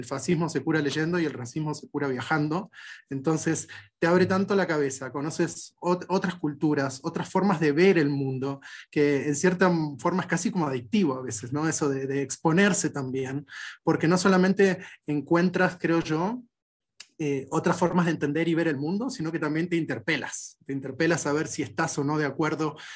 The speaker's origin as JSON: {"language": "Spanish", "country": "Argentina", "tie": "born or raised there", "also_born_or_lived": "Peru / Bolivia / Ecuador / Chile", "said": "buena parte de mi vida y mi acento y, y mi forma de ser y mi idiosincrasia tiene mucho, está muy ligado a, la cultura argentina, porque es donde más, más años viví, digamos, durante mi infancia"}